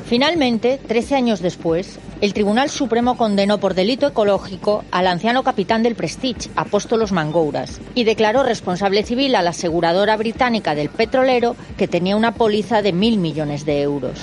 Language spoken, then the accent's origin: Spanish; Galicia, Spain; mi tierra